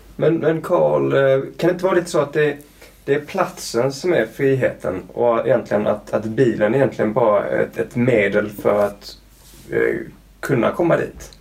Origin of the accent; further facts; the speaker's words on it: Skåne, Sweden; moved away; also born or lived in Luleå / Canada; jag är uppvuxen i Skåne med det platta stället.